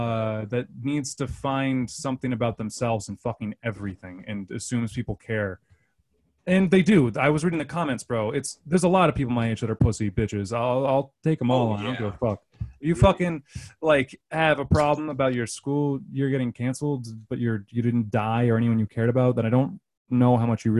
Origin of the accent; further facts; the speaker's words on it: Central Massachusetts, United States; I'm from Central Massachusetts